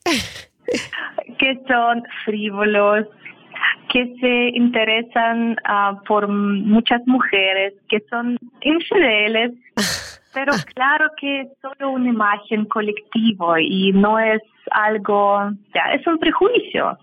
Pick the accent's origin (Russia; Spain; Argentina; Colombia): Russia; Saint Petersburg; Spanish is a second language; moved away as an adult; now in Santiago, Chile; Yo soy de San Petersburgo